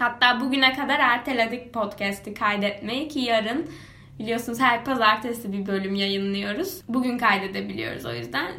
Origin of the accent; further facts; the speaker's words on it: Kuşadası, Aydın, Turkey; moved away; benim yaşadığım yer, büyüdüğüm yer Kuşadası